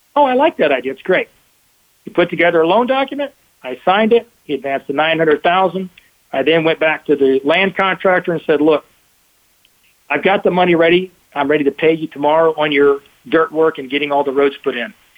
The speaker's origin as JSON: {"language": "English", "region": "Texas", "country": "United States", "said": "I'm the Texan"}